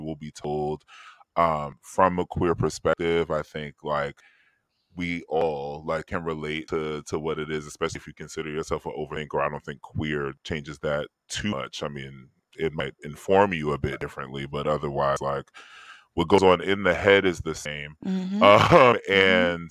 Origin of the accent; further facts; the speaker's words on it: New York City, New York, United States; I'm from Harlem